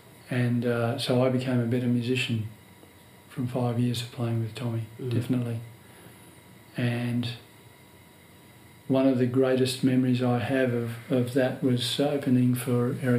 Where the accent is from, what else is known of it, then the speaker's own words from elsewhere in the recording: Australia; I said, "Can I please meet George? I'm from Australia. I must meet him."